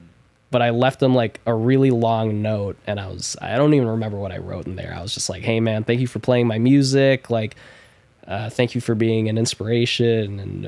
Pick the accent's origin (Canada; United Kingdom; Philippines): Philippines; I'm Filipino.